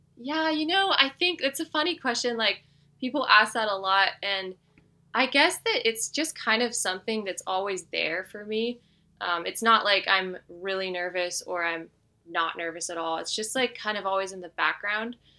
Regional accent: Northern California, United States; now in Durango, United States; I grew up in Northern California

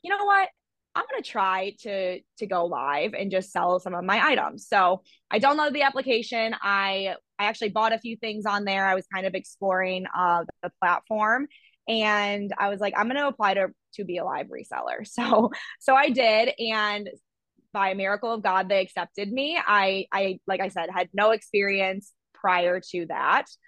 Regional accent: Toledo, Ohio, United States; also born or lived in Columbus, Ohio; I'm from Ohio. I was born in Toledo and I moved to Columbus where I went to Ohio State for my undergraduate degree

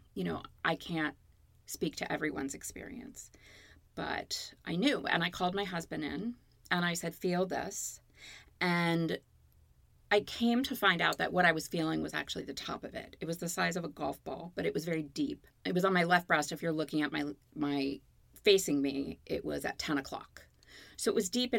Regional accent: Baltimore, Maryland, United States; moved away as an adult; also born or lived in Connecticut; now in Los Angeles, United States; I was born in Connecticut. I grew up in Baltimore and I moved to Los Angeles in August of 93

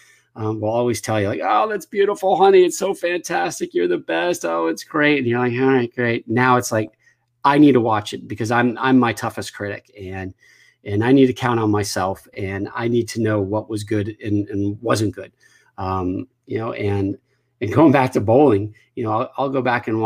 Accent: Connecticut, United States; growing up in Connecticut

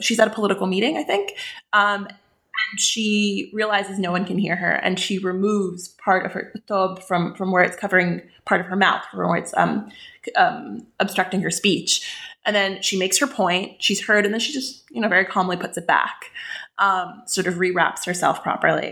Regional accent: West Bank, Palestine; I grew up in the West Bank. I'm Palestinian

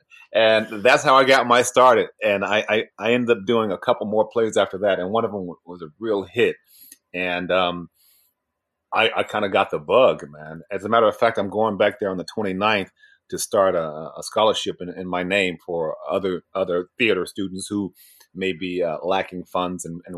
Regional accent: Pembroke, Illinois, United States; moved away; also born or lived in Florida / London, United Kingdom / Chicago; I grew up outside of Chicago, yeah, in Pembroke. And that was like, Oprah said it's the poorest city in America. Wow. At one point. And so it was kind of a poor place. But my parents got divorced and I moved to Florida.

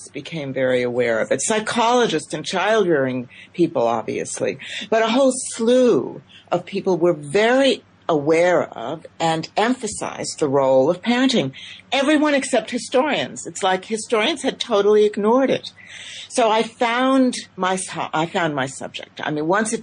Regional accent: United States; I'm an immigrant myself. I came to the United States at the age of 3 1/2

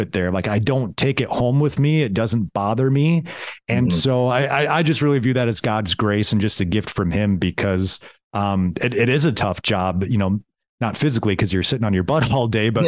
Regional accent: Foley, Minnesota, United States; I'm a guy from Foley, Minnesota

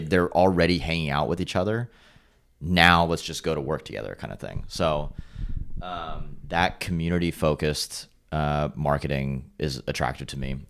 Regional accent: Carlsbad, California, United States; also born or lived in Los Angeles; growing up in Carlsbad on our street was a cul-de-sac

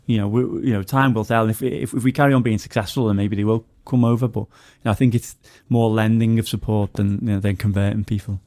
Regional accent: Wallasey, North West England, United Kingdom; I'm from Wallace. All the gigs I used to go to when I was a kid were over in Liverpool

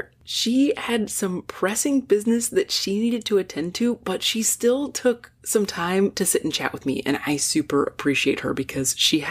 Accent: Napa Valley, California, United States; I grew up in the Napa Valley, which obviously is a major tourist destination, and no one in my family is in the wine industry, but I come from a long line of stonemasons and carpenters and farmers

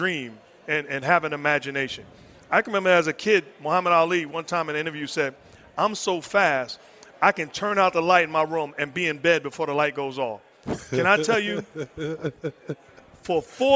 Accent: New York City, New York, United States; moved away as an adult; also born or lived in Queens / Brooklyn; now in Los Angeles, United States; Growing up in New York City

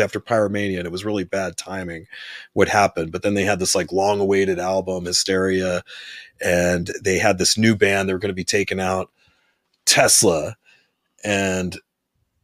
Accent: San Diego, California, United States; I didn't live in Los Angeles. I was from San Diego

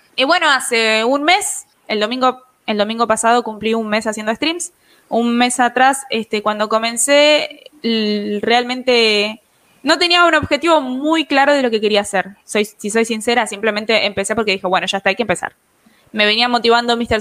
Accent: Buenos Aires, Argentina; Tengo 20 años, soy de Argentina, de Buenos Aires

